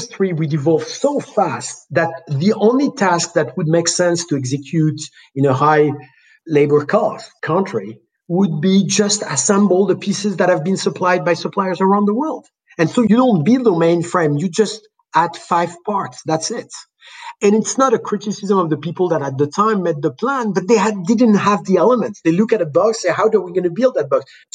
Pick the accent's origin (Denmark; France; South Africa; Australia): France; moved away; also born or lived in Los Angeles; In France, the country I was born